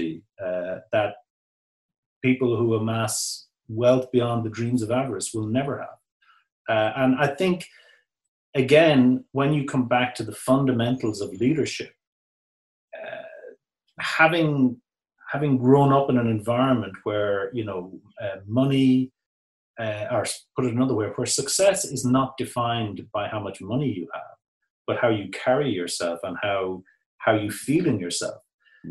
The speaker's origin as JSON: {"language": "English", "town": "New Ross", "region": "Leinster", "country": "Ireland", "tie": "born or raised there", "moved": "yes", "said": "my coming from a small country town, such as my hometown of New Ross"}